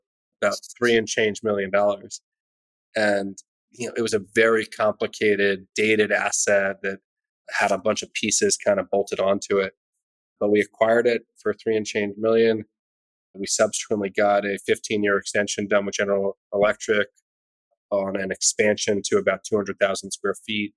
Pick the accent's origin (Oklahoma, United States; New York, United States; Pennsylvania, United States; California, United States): New York, United States; New York City; my hometown of New York